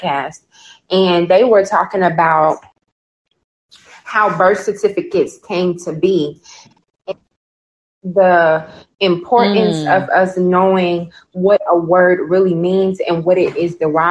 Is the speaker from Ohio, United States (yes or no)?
no; Chicago, Illinois, United States; now in Birmingham; I'm from Chicago